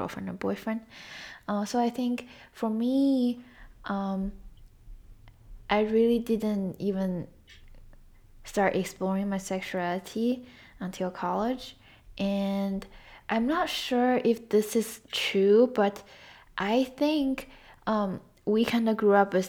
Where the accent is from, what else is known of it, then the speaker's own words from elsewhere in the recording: China; moved away; growing up in China and then living here